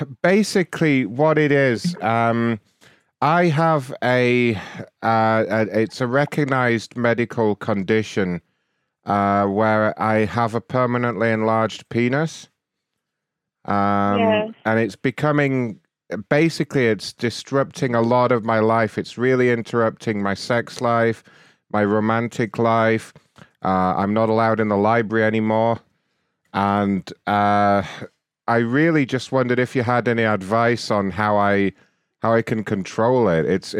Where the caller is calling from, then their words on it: Wisconsin, United States; I'm actually in Wisconsin.